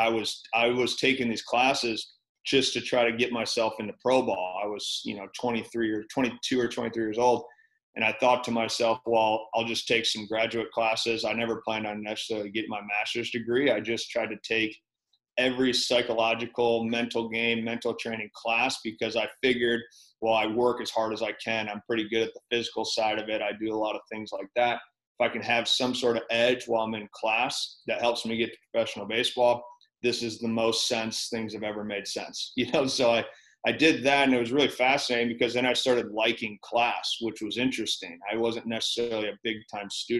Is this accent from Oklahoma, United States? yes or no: no; Michigan, United States; also born or lived in Minnesota; I grew up in Michigan.